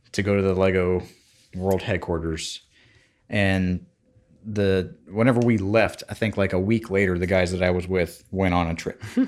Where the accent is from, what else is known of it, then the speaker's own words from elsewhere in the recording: United States; as an American